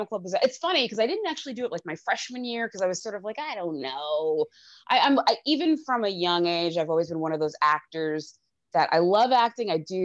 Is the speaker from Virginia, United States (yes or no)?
no; Mineola, New York, United States; also born or lived in Rockville Centre, New York; I'm from Mineola. I live in Rockville Center